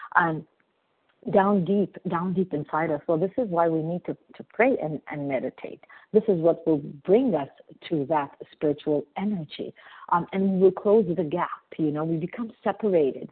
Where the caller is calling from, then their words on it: Montreal, Quebec, Canada; I'm calling from Montreal, Canada.